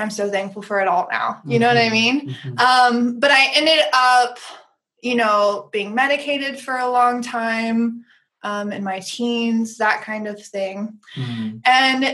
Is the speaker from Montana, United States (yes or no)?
no; Tennessee, United States; So I grew up in the South, in Tennessee